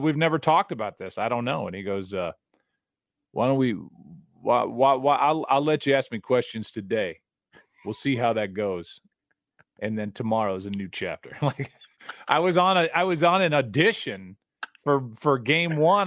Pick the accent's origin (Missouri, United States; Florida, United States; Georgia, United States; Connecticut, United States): Missouri, United States; St. Louis; I'm from St. Louis